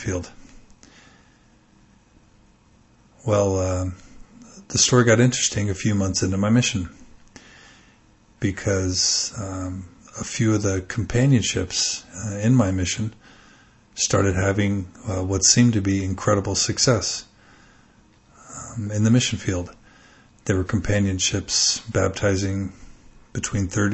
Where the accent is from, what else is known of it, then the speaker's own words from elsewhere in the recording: Texas, United States; moved away; I was raised in Texas and grew up a pretty devout and zealous member